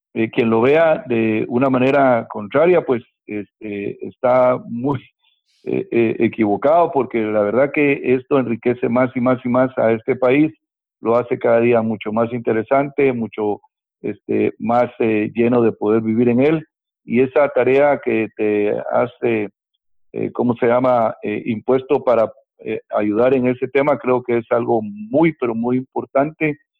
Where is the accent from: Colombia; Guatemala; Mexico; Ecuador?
Guatemala; moved away as an adult; now in Miami, United States; en mi país de origen, Guatemala